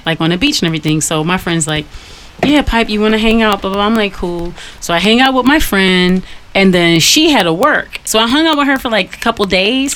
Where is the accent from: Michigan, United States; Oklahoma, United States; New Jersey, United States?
Michigan, United States; Detroit; I'm from Detroit.